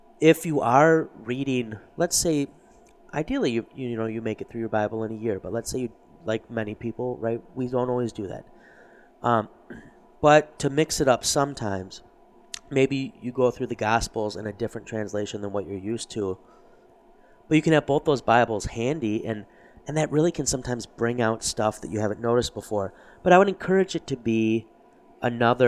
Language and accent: English; United States; as an American